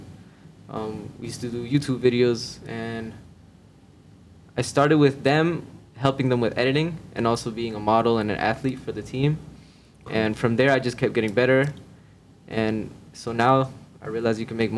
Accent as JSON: {"language": "English", "town": "Miami", "region": "Florida", "country": "United States", "tie": "born or raised there", "also_born_or_lived": "New York", "said": "I was born in New York, but I lived in Miami for about 15, 16 years."}